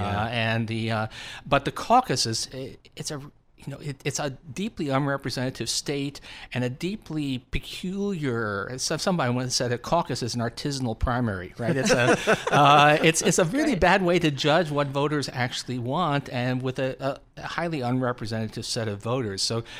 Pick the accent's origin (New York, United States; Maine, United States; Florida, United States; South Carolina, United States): New York, United States; Long Island; I'm a bull, and you know I grew up in this on Long Island.